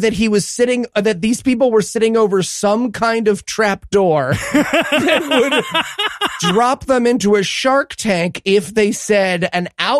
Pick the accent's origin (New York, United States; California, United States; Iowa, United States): New York, United States; Binghamton; my hometown of Binghamton, New York